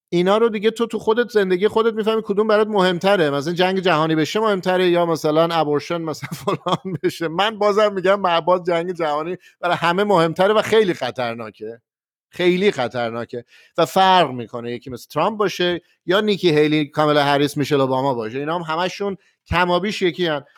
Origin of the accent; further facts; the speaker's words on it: Tehran, Tehran Province, Iran; من از تهرانش